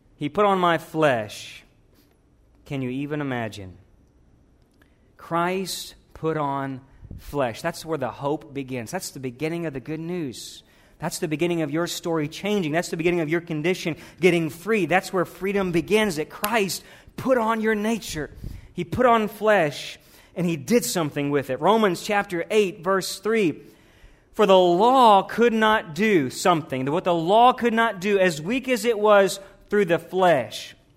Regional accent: the South, United States; Growing up in the South

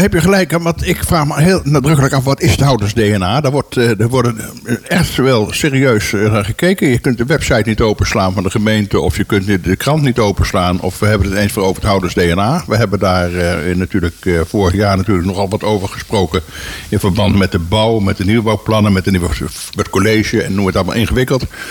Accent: Tull en 't Waal, Utrecht, Netherlands; Ik kom toevallig uit Tullentwaal.

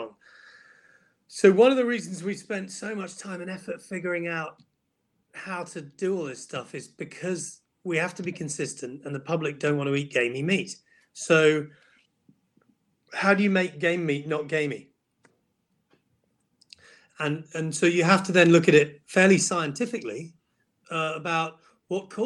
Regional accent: United Kingdom

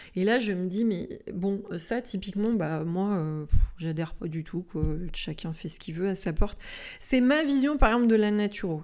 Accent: Lyon, Auvergne-Rhône-Alpes, France; chez nous, par exemple, à Lyon

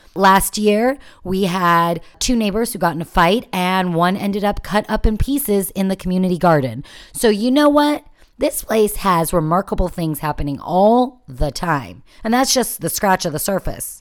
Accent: United States; now in Jerusalem, Israel; as an American

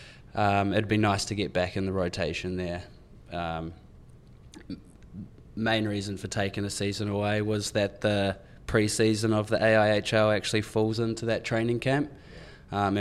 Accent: New Zealand; now in Melbourne, Australia; they just see me as the Kiwi boy in stripes

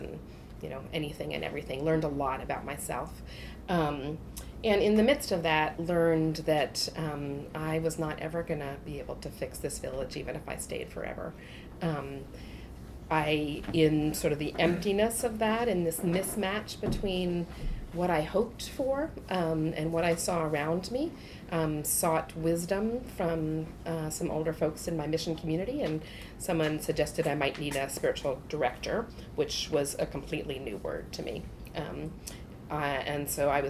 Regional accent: Michigan, United States; I grew up in the Midwest in Michigan

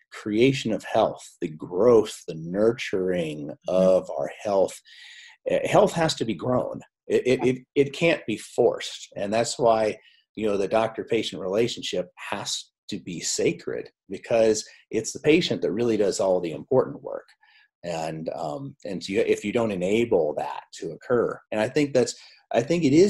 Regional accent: South Dakota, United States; I grew up, I'm a dairy farm boy from South Dakota. And so I grew up on a dairy farm

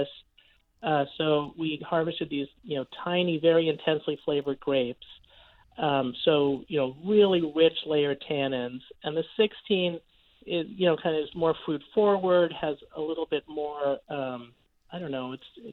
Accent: New York City, New York, United States; I grew up in New York City

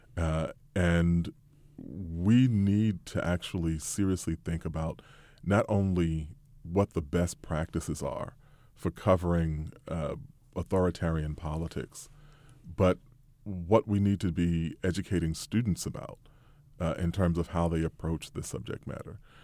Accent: United States; we as American journalists

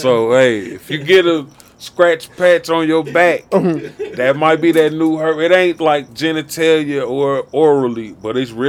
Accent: Chicago, Illinois, United States; moved away as an adult; also born or lived in Nashville, Tennessee / Michigan; now in Arizona, United States; being born and raised in Chicago till I was grown. And then I moved to the South and stayed there for a long time

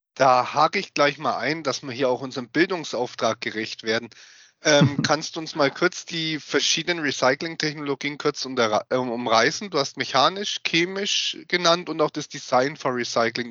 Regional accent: Germany; bei uns in Deutschland

